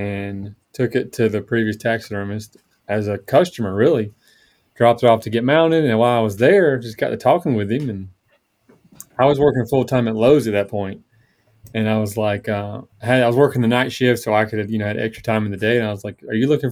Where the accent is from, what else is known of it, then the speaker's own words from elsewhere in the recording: Tifton, Georgia, United States; now in North Georgia, United States; grew up in South Georgia. So I'm originally from Tifton